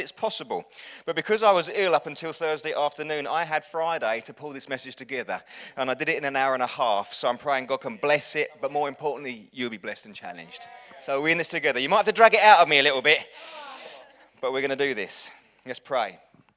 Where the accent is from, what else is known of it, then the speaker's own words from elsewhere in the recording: Chelmsford, East of England, United Kingdom; when I was growing up, I grew up in Chelmsford. It's about half an hour up the road